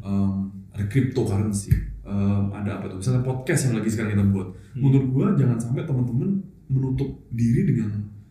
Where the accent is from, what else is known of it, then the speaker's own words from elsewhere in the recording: Surabaya, East Java, Indonesia; gue dari Surabaya